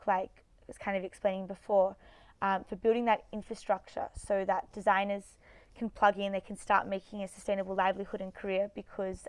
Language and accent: English; Australia; I'm from Australia, so Sydney University.